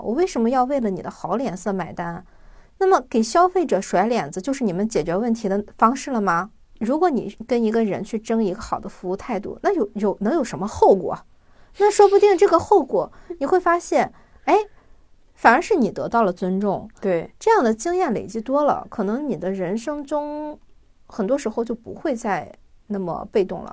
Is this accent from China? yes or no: yes; China; 我们中国人